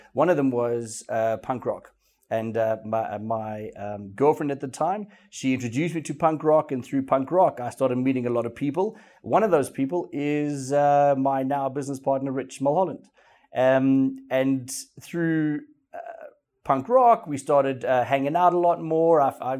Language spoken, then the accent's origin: English; Welkom, Free State, South Africa; moved away; I grew up in Welkom in the Free State. It's a small millie growing mining town or city. It's classified as a city.